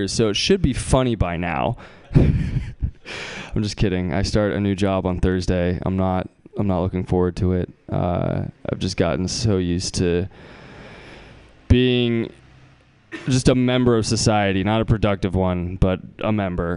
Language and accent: English; Bay Area, California, United States; I'm from the Bay Area